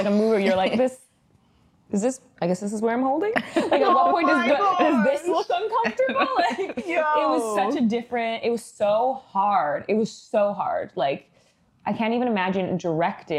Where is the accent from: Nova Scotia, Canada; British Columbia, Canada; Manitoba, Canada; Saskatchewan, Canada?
Manitoba, Canada; now in Ontario, Canada; I'm not from Ontario. I'm from Manitoba.